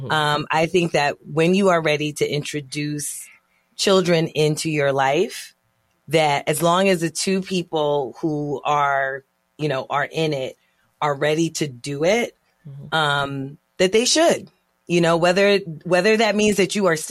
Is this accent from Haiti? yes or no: yes; Haiti; being Haitian